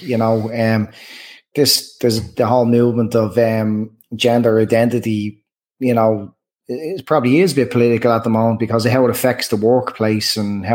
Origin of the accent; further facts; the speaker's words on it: Dublin, Leinster, Ireland; growing up in Dublin